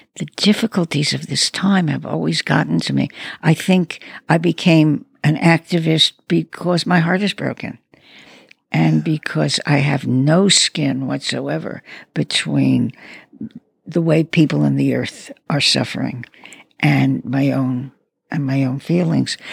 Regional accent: New York City, New York, United States; I come from Brooklyn.

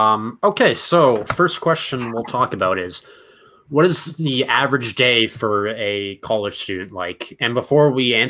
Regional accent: Merrimack, Massachusetts, United States; I'm from small town Merrimack, Massachusetts, about 45 minutes north of Boston.

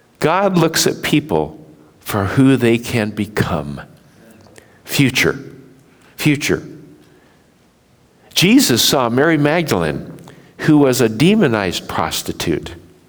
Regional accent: Japan; When I was raised in Japan, we saw the prejudice of Japanese against Koreans.

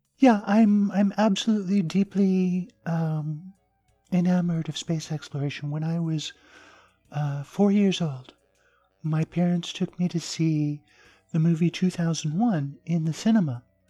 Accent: southern Arizona, United States; born or raised there; also born or lived in Japan; now in American South, United States

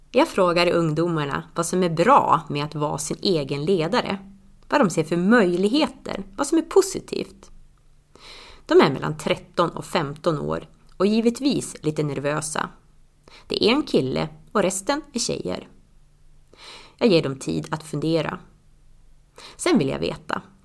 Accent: Tärnaby, Västerbotten County, Sweden; now in Östersund, Sweden; 2002 började jag med det hemma i Tärnaby i ett hälsoprojekt

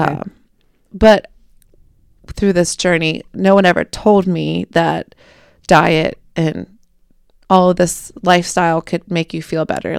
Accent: Cincinnati, Ohio, United States; moved away as an adult; now in Kentucky, United States; I'm mostly based in Kentucky, but I'm from Cincinnati

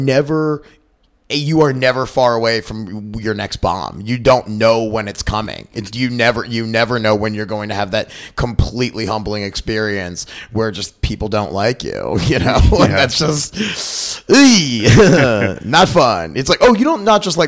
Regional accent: Baltimore, Maryland, United States; moved away; So I grew up in Baltimore, and I used to go to a bunch as a kid

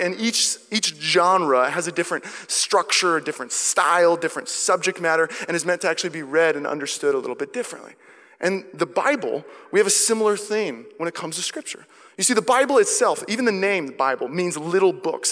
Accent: Seattle, Washington, United States; now in Walnut Creek, United States; I'm from Seattle

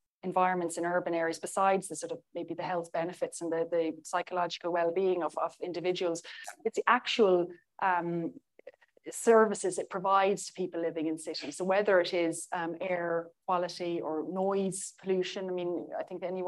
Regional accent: Ireland

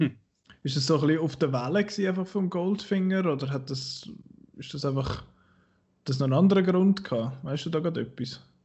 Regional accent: Switzerland; als Schweizer

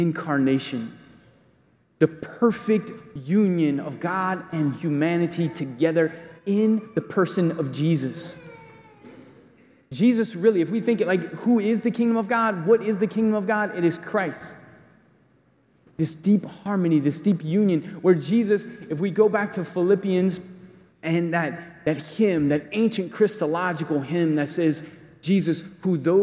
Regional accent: United States

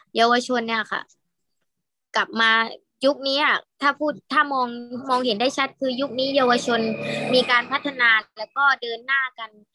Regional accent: Ta Chi subdistrict, Yala, Thailand; born or raised there

